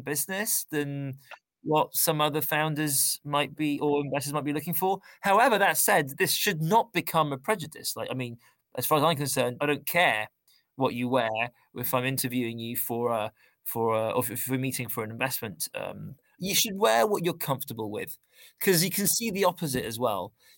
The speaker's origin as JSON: {"language": "English", "region": "London", "country": "United Kingdom", "tie": "born or raised there", "moved": "yes", "said": "I grew up in London."}